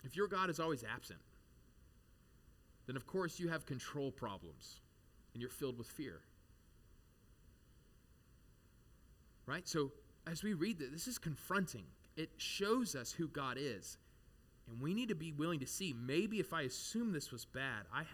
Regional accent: United States; as an American

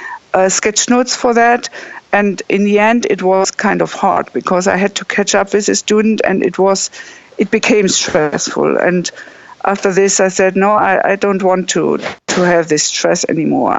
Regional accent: Bremen, Germany; I'm from Bremen

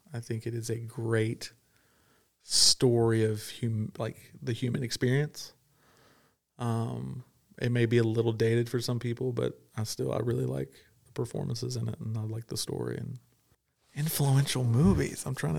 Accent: Kentucky, United States; I grew up in Southern Kentucky. We didn't have access to some of those movies.

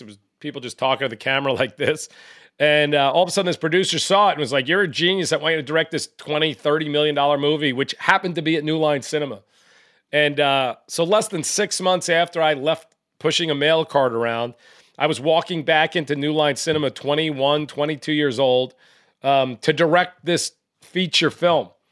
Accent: New York, United States; I grew up in New York

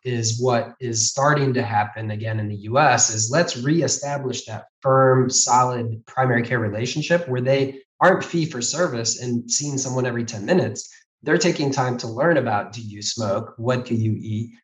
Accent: Ohio, United States; growing up in Ohio

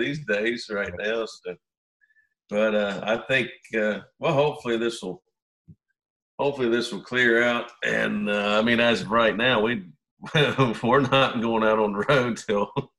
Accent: South Central Pennsylvania, United States; we grew up in South Central Pennsylvania

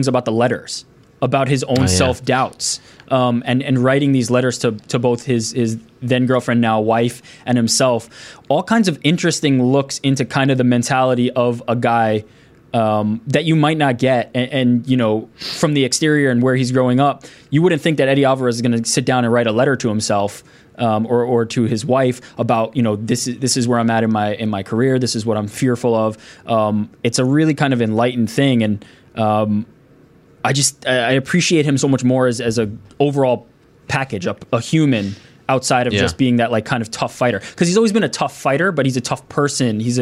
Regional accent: New York, United States; I'm from New York and because I've lived in the tri-state area my entire life

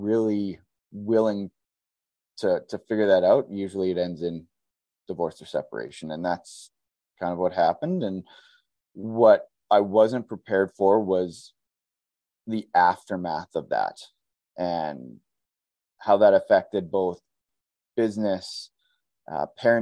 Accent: Southern Alberta, Canada; moved away as an adult; now in Edmonton, Canada; I'm from Southern Alberta

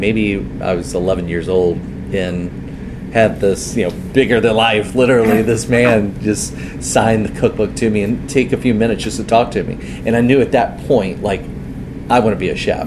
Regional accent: outside New Orleans, Louisiana, United States; grew out up uh, in the country outside of uh, New Orleans, just right down the literally right down the road from where it is, not street, but road from where it is that I live now

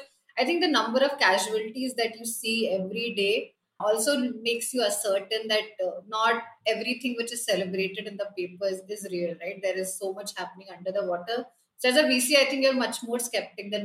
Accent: Kolkata, West Bengal, India; I grew up in Kolkata

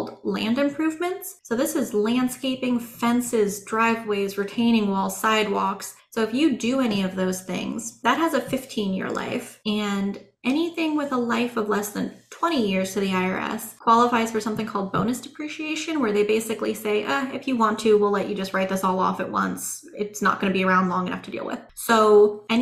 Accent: Central Oregon, United States; I grew up in Central Oregon

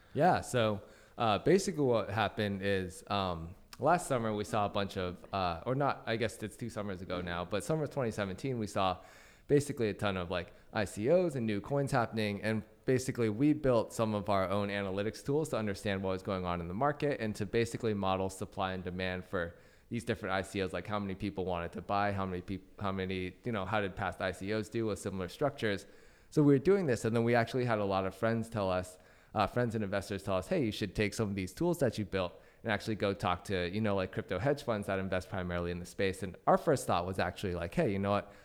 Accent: Vancouver, Washington, United States; moved away as an adult; also born or lived in Dallas, Texas; now in San Francisco, United States; I'm from uh, Washington State, small town called Vancouver. There's actually a Vancouver, BC, which is where everybody thinks I'm from when I say I'm from Vancouver, but there's actually a second Vancouver near Portland, Oregon. That's where I went to high school.

